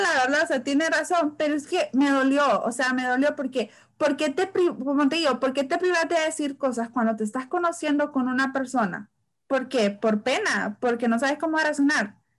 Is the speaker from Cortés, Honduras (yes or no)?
yes; San Pedro Sula, Cortés, Honduras; yo soy de San Pedro